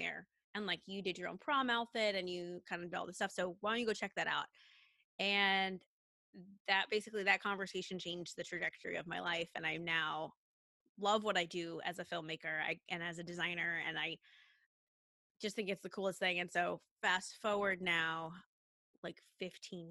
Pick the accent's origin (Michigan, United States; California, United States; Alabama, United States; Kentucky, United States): California, United States; Redding; I hail from Northern California, a little city called Redding